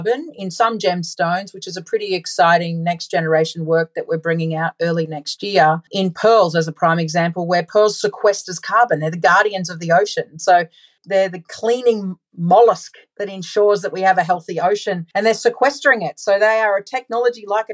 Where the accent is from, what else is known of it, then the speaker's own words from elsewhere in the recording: Australia; I'm from Australia